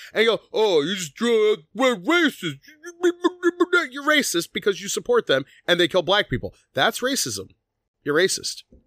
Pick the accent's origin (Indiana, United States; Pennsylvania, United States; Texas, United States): Pennsylvania, United States; Philadelphia; we grew up on Second Street in South Philly